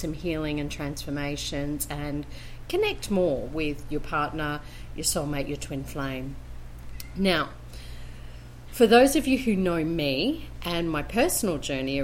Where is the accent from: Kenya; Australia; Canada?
Australia; Brisbane, Queensland; now in Colombia